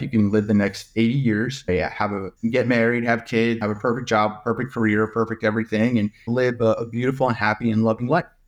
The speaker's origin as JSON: {"language": "English", "region": "New York", "country": "United States", "tie": "born or raised there", "moved": "yes", "lives_now": "Menlo Park, United States", "said": "I was born and raised in New York."}